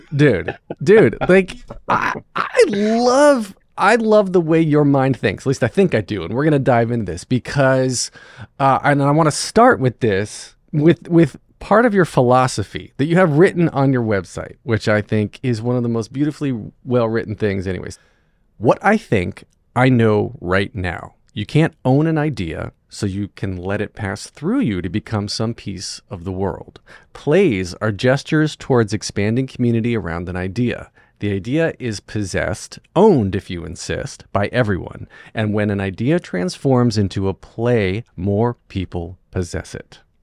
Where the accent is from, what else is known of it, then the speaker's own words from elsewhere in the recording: North Wilkesboro, North Carolina, United States; I grew up um, in North Wilkesboro